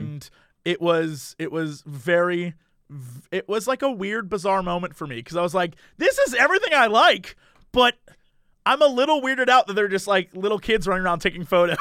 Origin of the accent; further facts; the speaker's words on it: United States; I'm an American